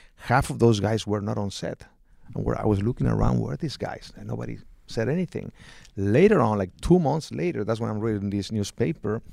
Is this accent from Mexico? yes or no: yes; Mexico; now in United States; I'm from Mexico.